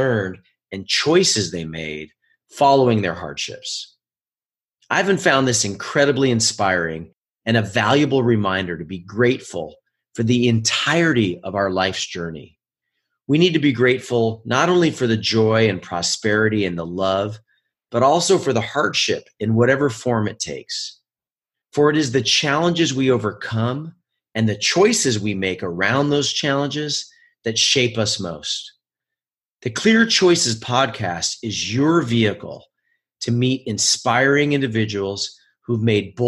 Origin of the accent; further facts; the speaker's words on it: Oregon, United States; moved away as an adult; also born or lived in New York City; now in Los Angeles, United States; I was a high-level ski racer growing up in my home state of Oregon